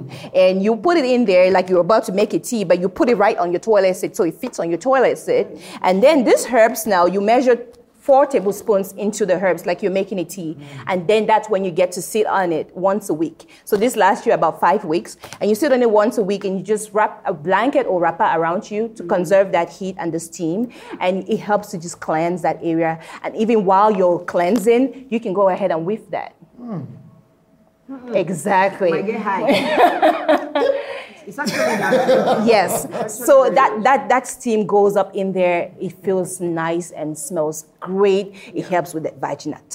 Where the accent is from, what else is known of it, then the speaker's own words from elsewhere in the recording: Cameroon; growing up in Cameroon